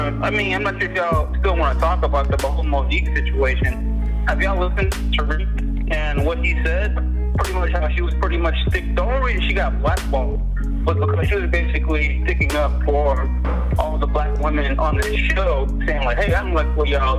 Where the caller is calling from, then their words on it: Nashville, Tennessee, United States; I'm a DJ calling from Nashville.